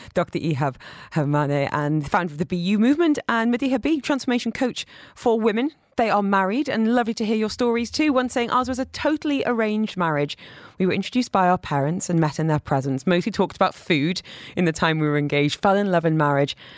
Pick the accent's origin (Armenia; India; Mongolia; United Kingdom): United Kingdom; moved away; as a British person